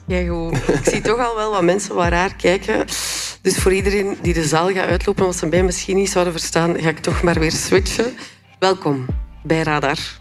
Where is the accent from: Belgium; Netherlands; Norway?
Belgium; West Flanders; want ik ben zelf van het Seetje. Allee, het is te zeggen West-Vlaanderen